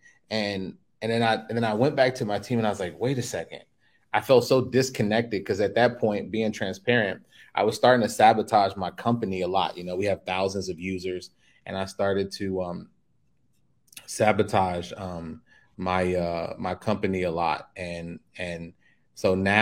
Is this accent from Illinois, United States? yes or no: yes; Chicago, Illinois, United States; moved away as an adult; now in Mexico; I was born and raised in Chicago